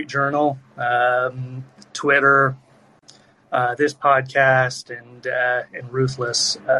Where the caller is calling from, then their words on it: Seoul, South Korea; I'm calling in from Seoul, Korea.